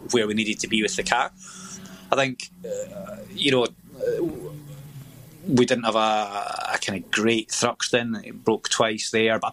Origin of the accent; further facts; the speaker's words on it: Scotland, United Kingdom; we're tight as Scottish